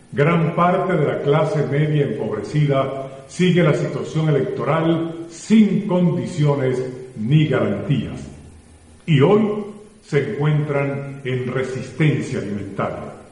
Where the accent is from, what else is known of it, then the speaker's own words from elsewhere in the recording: Venezuela; Si seguimos por este camino, los perjudicados directos somos todos los venezolanos